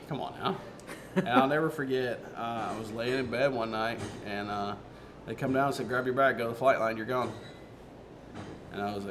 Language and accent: English; Kingsport, Tennessee, United States; I'm from Kingsport.